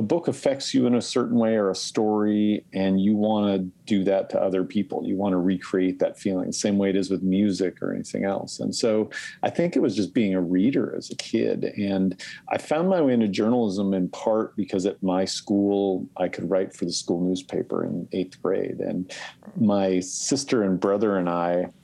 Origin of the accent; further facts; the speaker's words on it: Spokane Valley, Washington, United States; growing up in the Spokane Valley